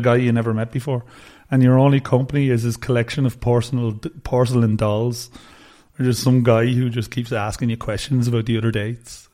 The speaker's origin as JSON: {"language": "English", "country": "China", "tie": "born or raised there", "said": "my hometown is, it's pretty close to Hubei where Wuhan is"}